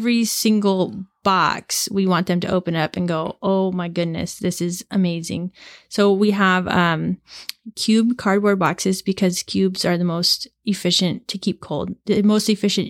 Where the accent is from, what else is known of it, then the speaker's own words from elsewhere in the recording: Seattle, Washington, United States; Well, Rich and I grew up in the Seattle area in mm-hmm. Puget Sound.